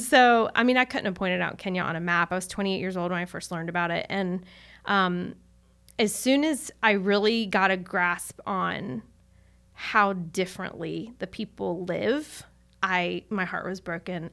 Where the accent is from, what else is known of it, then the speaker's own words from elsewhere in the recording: Charlotte, North Carolina, United States; I grew up in Charlotte